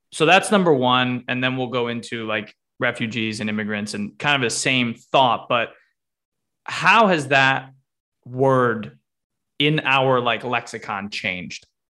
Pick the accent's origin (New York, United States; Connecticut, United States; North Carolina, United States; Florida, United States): Connecticut, United States; my home state, Connecticut